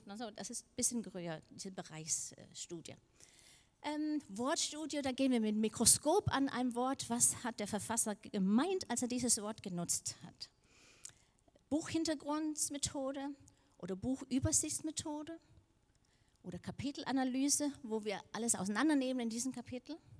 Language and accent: German; Denmark; moved away; ich komme aus Dänemark, aber Dänisch ist eine kleine Sprache